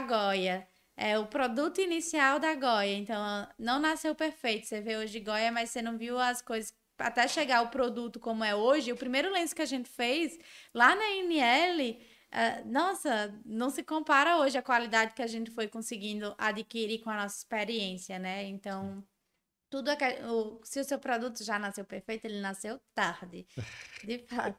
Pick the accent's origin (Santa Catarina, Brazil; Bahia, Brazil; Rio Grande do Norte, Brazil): Rio Grande do Norte, Brazil; Natal; also born or lived in São Paulo; eu sou nordestina tenho orgulho de ser nordestina, de ter vindo de Natal